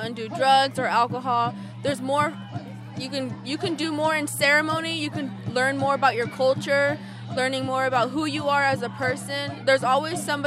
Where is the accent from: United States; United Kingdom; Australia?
United States; Round Valley, California; I'm from the Round Valley Indian Tribes.